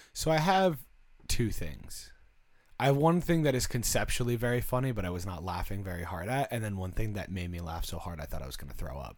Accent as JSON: {"language": "English", "country": "United States", "said": "We're American."}